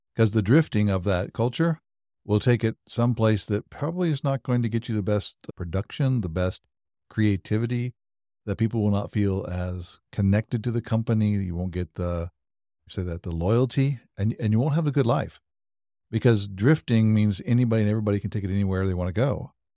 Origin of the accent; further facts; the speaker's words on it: Wichita, Kansas, United States; also born or lived in Europe; now in Overland Park, United States; I was born and raised in Wichita, Kansas, so I'm, I'm a Kansas native